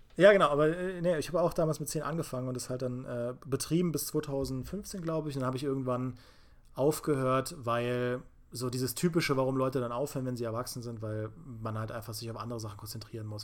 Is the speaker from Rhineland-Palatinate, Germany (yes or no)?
yes; Trier, Rhineland-Palatinate, Germany; Ich komme aus Trier und das ist ja älteste Stadt Deutschlands